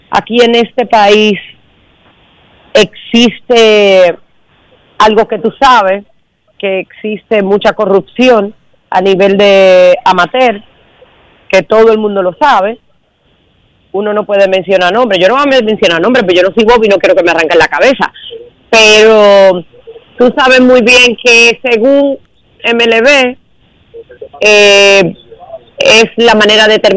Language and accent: Spanish; Dominican Republic; la oportunidad a nosotros como dominicanos